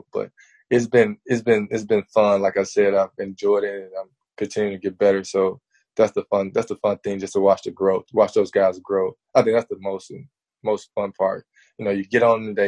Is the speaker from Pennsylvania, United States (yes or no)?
no; Memphis, Tennessee, United States; also born or lived in Arkansas; I'm from Memphis